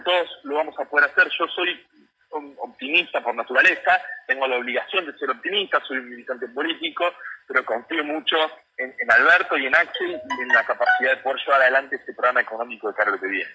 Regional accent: Lomas de Zamora, Buenos Aires Province, Argentina; soy de Conurbano y en particular de Loma de Zamora

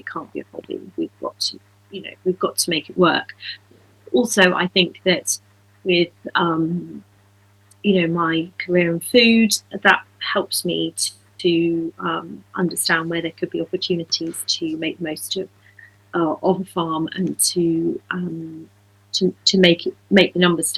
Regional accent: Dorset, West Country, South West England, United Kingdom; moved away; also born or lived in Devon; I grew up in West Country in Dorset, and my family's also from Devon.

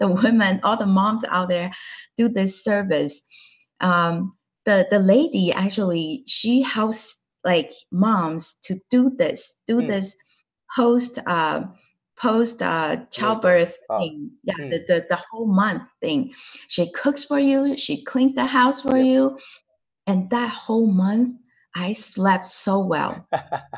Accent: Taiwan; first language Chinese; English is a second language; moved away as an adult; now in United States; I grew up in Taiwan, and I graduated college from Taiwan.

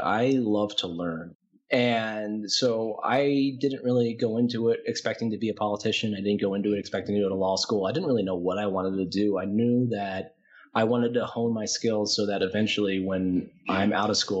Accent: Atlanta, Georgia, United States; moved away as an adult; now in Colorado, United States; I grew up mostly in Atlanta, Georgia from ages 6 onward

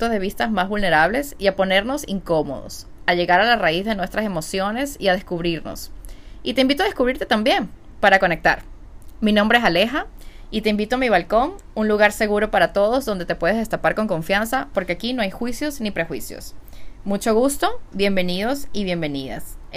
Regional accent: Venezuela; soy venezolana

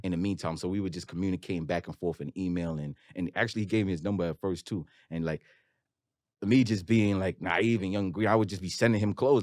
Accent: New York City, New York, United States; I'm from Queens

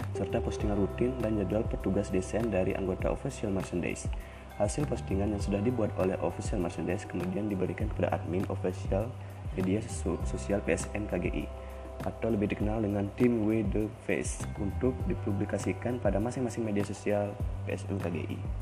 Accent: Wanasari village, Tanah Bumbu Regency, South Kalimantan, Indonesia; Asal saya berasal dari Sleman satu Blok D, Desa Wanasari, Kecamatan Sungai Kabupaten Tanah Bumbu

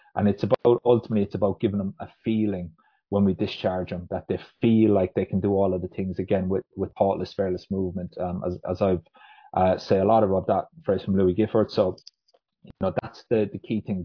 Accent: Ireland; moved away as an adult; now in Huddersfield, United Kingdom; I'm, I'm from Ireland originally, um, but moved over to the UK to study physiotherapy

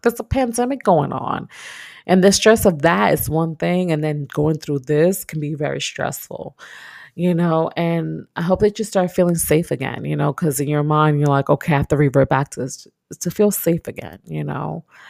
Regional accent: New York, United States; moved away as an adult; now in Texas, United States; I'm from New York, so it gets cold.

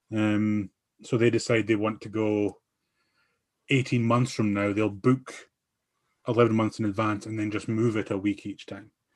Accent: Aberdeen, Scotland, United Kingdom; I'm from Aberdeen

